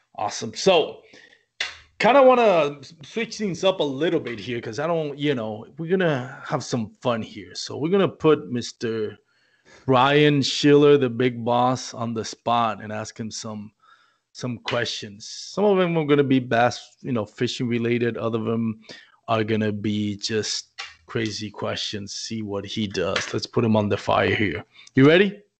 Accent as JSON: {"language": "English", "country": "Puerto Rico", "moved": "as an adult", "lives_now": "Texas, United States", "said": "We're not an English colony."}